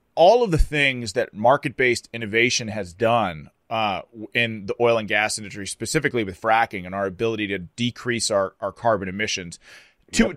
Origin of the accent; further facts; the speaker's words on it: Pittsburgh, Pennsylvania, United States; I'm from Pittsburgh, born and raised, fourth yep. generation, Western Pennsylvania